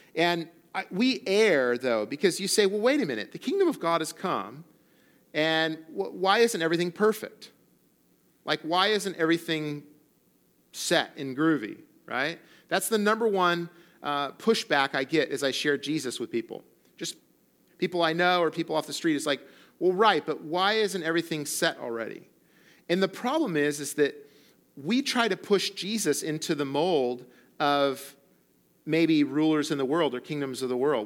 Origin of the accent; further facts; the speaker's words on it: central coast of California, United States; moved away as an adult; also born or lived in Colorado; now in Morro Bay, United States; the central coast of California, where I grew up and where I'm from